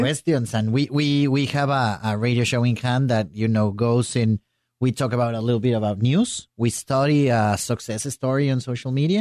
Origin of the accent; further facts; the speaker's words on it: Mexico City, Mexico; now in Mérida, Mexico; I'm from Mexico City, but I live in Mérida, Yucatán